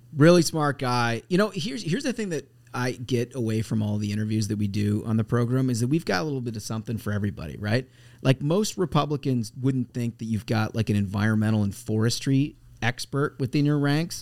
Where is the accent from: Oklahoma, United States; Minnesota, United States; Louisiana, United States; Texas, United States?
Minnesota, United States; moved away; I'm from Minnesota originally